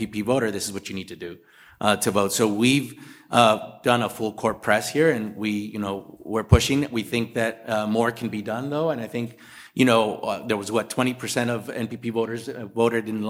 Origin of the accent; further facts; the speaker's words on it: Los Angeles, California, United States; growing up in East Los Angeles